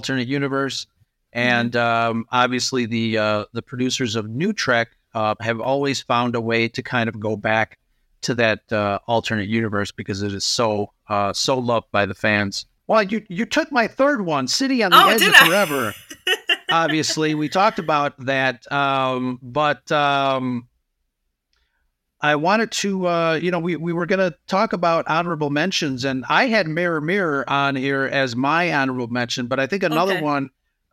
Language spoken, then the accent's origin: English; Chicago, Illinois, United States; I'm from Chicago.